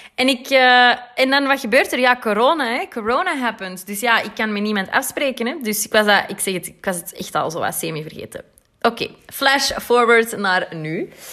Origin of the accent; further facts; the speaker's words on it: Antwerp, Flanders, Belgium; ik ben uit Antwerpen